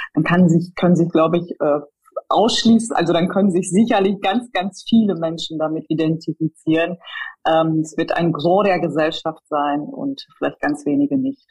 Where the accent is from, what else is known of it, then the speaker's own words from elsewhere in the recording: Ruhr area, North Rhine-Westphalia, Germany; now in Cologne, Germany; Kölnerin, komme aber gebürtig aus dem Ruhrgebiet